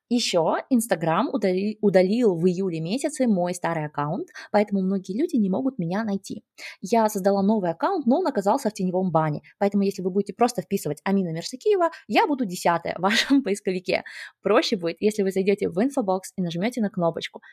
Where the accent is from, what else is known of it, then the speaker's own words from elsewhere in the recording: Kazakhstan; я сама родом из Казахстана